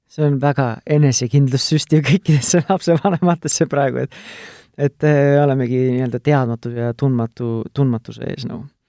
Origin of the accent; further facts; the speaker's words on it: Tartu, Tartu County, Estonia; mina olen Tartust pärit